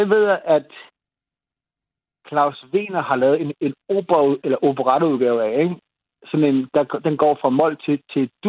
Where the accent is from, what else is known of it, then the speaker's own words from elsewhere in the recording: Denmark; Jamen, det er utroligt, at vi er nogle danskere, der er lige lidt ældre end, end